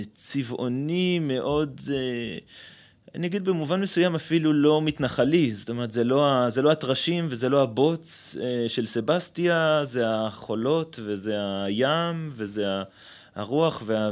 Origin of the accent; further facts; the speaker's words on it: Ma'alot-Tarshiha, Northern District, Israel; now in Bat Ayin; גדלתי במועט... אה, אז בעיירת פיתוח מעלות